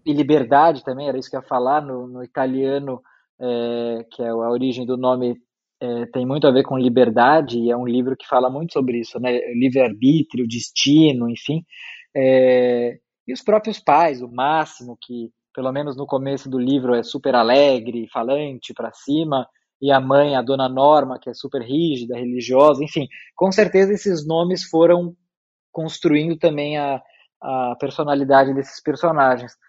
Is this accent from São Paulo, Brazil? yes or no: yes; São Paulo, Brazil; eu nasci e morei a vida inteira em São Paulo